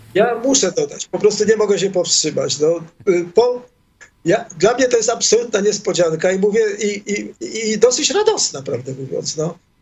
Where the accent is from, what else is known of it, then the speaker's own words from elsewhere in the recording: Poland; accent: Polish; moved away as an adult; now in Israel; wyjechałem z Polski mając 21 lat